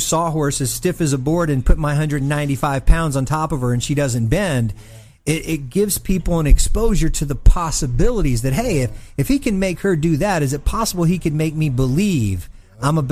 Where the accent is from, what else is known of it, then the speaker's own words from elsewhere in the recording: Mobile, Alabama, United States; great athletes that come from my hometown of Mobile, Alabama